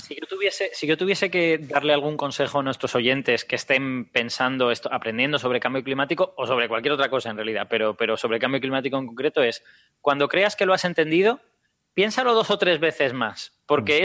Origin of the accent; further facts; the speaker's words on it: Castellón de la Plana, Valencian Community, Spain; Castellón de la Plana, de donde yo vengo, era una zona de malaria endémica